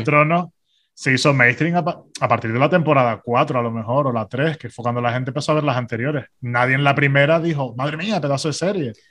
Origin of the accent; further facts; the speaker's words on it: Tenerife, Canary Islands, Spain; somos tinerfeños